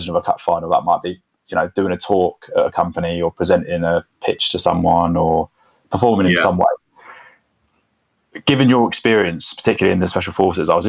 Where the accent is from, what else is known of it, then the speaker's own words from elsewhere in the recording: Luton, East of England, United Kingdom; also born or lived in London; now in Ampthill, United Kingdom; I was born in Luton